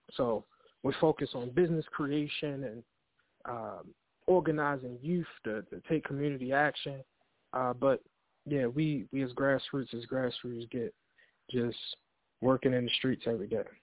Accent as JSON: {"language": "English", "town": "Baltimore", "region": "Maryland", "country": "United States", "tie": "born or raised there", "said": "born and raised in Baltimore City, East Baltimore"}